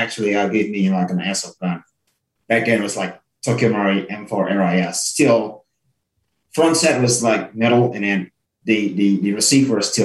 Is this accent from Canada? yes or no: no; Indonesia; also born or lived in Sydney, Australia; now in Brisbane, Australia; I came from Indonesia. I studied back in Sydney. I graduated in 2013